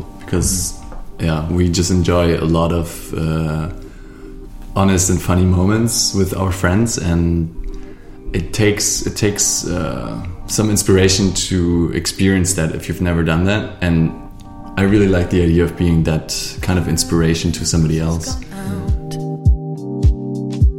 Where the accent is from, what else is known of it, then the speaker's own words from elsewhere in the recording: Stuttgart, Baden-Württemberg, Germany; I'm from the south of Germany, Stuttgart